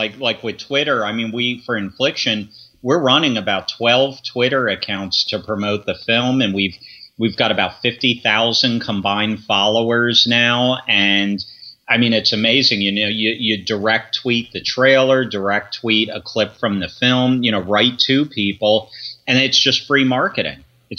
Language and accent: English; Philadelphia, Pennsylvania, United States; born there; also born or lived in Grosse Ile, Michigan; Well, I was born in Philadelphia, and then from Philly, my family relocated out to Michigan for a few years. We lived there for about 3 years on a small island called Gros Ile. It's outside of Detroit.